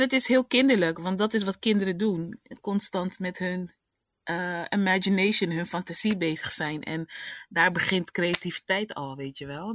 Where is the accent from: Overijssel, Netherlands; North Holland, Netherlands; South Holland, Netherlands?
South Holland, Netherlands; Rotterdam; ik ben afkomstig uit Rotterdam.